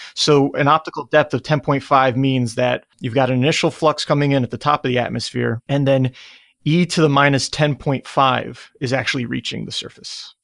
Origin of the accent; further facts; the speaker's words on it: New Jersey, United States; I'm from New Jersey